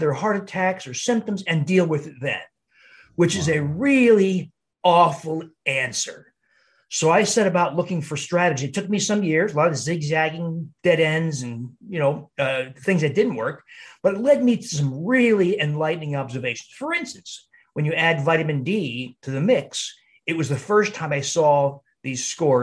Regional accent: New Jersey, United States; moved away as an adult; also born or lived in Cleveland / Milwaukee; in New Jersey where I grew up

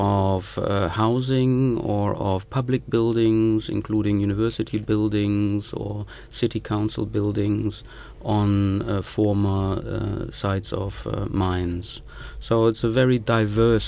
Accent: the Ruhr, North Rhine-Westphalia, Germany

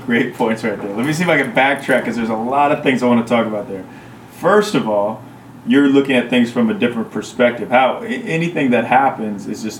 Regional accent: Midwest, United States; also born or lived in New York; now in Los Angeles, United States; I'm also from the Midwest, lived in New York, yeah. Now live in LA.

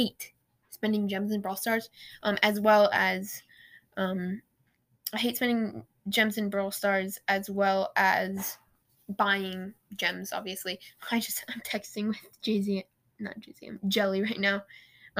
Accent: Portland, Oregon, United States; I'm from the Rose City. I live in Oregon. I'm from the Rose City, Portland.

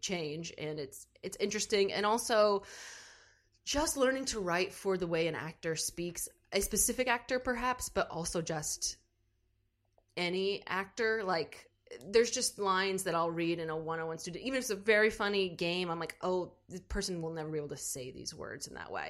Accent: New Albany, Indiana, United States; I am originally from New Albany, Indiana

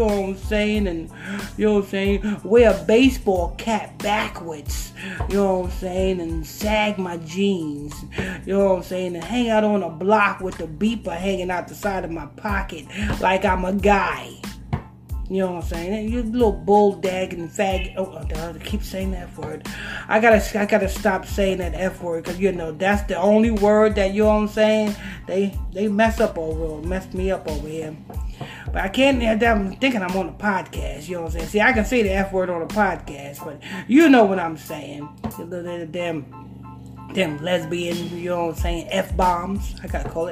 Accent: Huntington Station, New York, United States; I'm from Huntington Station

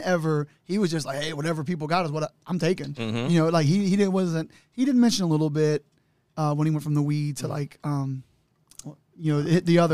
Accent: Newport, Kentucky, United States; I'm from Newport, you know, these upper cities

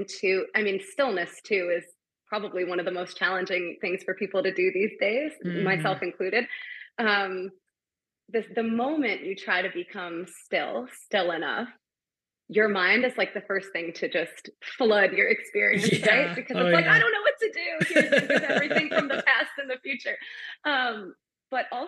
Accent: New York, United States; I'm from New York.

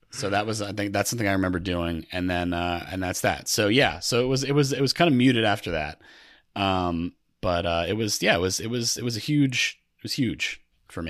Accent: Connecticut, United States; also born or lived in New York City; I grew up in Connecticut

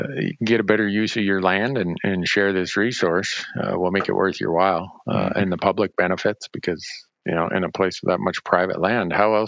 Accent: Montana, United States; in my home state of Montana

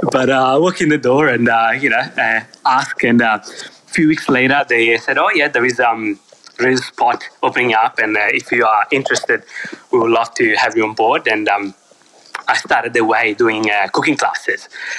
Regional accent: Pesaro, Marche, Italy; Yeah, so I'm from a small town called Pesaro, which is on the Adriatic coast. That's the name, the coast of Italian. So growing up there, it was pretty much seafood

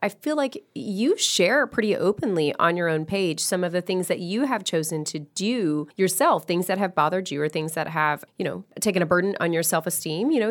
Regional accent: the South, United States; I am from the South, and I was always taught to say, like, yes, ma'am, no, sir, please and thank you.

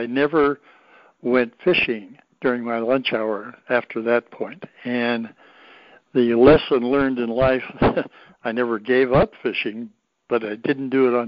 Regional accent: Oregon, United States; But I grew up fishing in Oregon

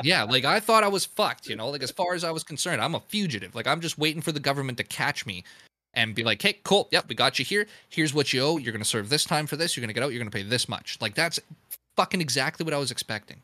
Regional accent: Canada; as a Canadian

